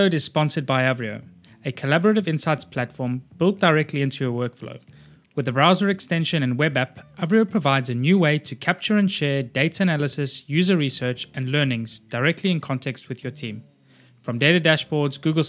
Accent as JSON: {"language": "English", "country": "South Africa", "tie": "born or raised there", "said": "I grew up in South Africa, played rugby as well, like all through high school"}